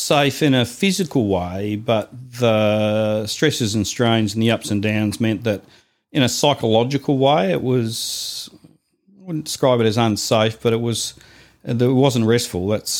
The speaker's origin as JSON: {"language": "English", "town": "Invercargill", "region": "Southland", "country": "New Zealand", "tie": "born or raised there", "moved": "yes", "lives_now": "Melbourne, Australia", "said": "I was born in Invercargill, New Zealand."}